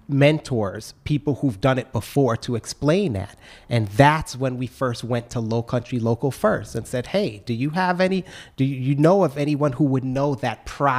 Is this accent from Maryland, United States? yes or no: no; New York City, New York, United States; moved away as an adult; now in Charleston, United States; being a New Yorker